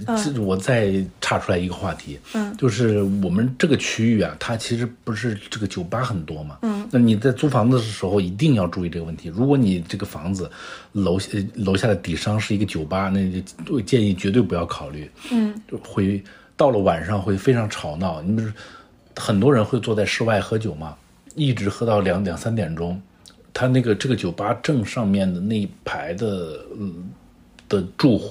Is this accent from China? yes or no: yes; northern China, China; now in Shanghai, China; 上海因为我是从北方过来的，嗯，上海一楼的房子。真的是太潮湿了